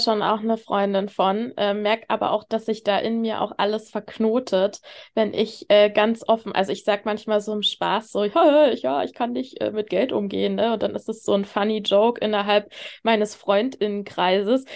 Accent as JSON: {"language": "German", "area": "the East", "region": "eastern Germany", "country": "Germany", "tie": "born or raised there", "said": "ich bin halt mit einer alleinerziehenden Mama groß geworden im Block. Ich, das mhm. war halt so im Osten"}